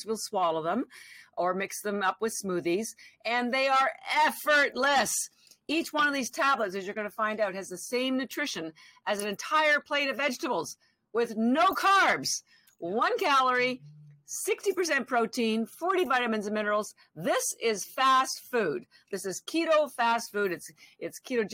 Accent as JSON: {"language": "English", "country": "Canada", "moved": "as an adult", "lives_now": "Boston, United States", "said": "I'm actually Canadian. I've lived in Boston. I live in Boston now. I've been here 33 years"}